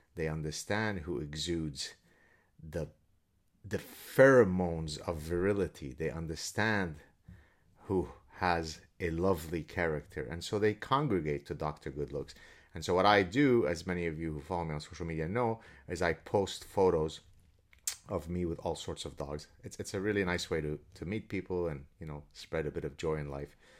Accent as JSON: {"language": "English", "country": "Lebanon", "said": "I'm Lebanese Jew from the Middle East."}